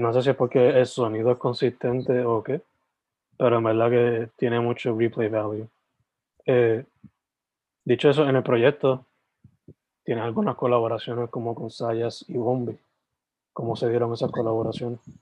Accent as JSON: {"language": "Spanish", "town": "San Germán", "country": "Puerto Rico", "also_born_or_lived": "Sabana Grande, Puerto Rico", "moved": "yes", "lives_now": "Carolina, Puerto Rico", "said": "Yo soy original de San Germán y Sabana Grande, pero estoy viviendo ahora mismo en Carolina"}